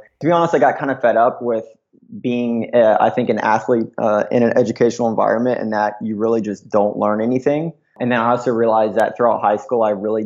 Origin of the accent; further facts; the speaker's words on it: Atlanta, Georgia, United States; moved away as an adult; now in Santa Monica, United States; I'm actually originally from Atlanta, Georgia, or right north of it. I spent most of my childhood, kind of teenager years there